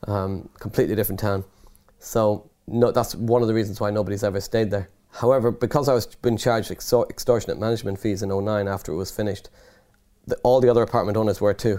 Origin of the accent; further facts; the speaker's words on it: Ireland; accent: Irish; moved away as an adult; also born or lived in London / Nottinghamshire; by the accent, I'm Irish, so I was studying in Ireland in university